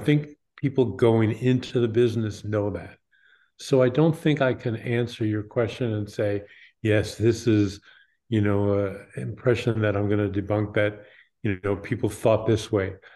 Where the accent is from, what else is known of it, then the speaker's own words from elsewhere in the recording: New York, United States; I grew up in New York.